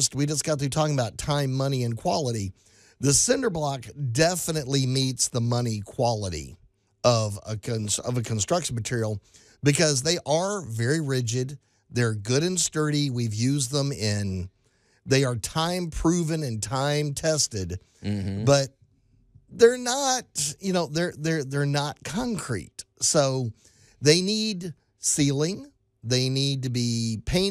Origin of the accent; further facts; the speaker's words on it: Texas, United States; now in Mid-South, United States; I am originally from Texas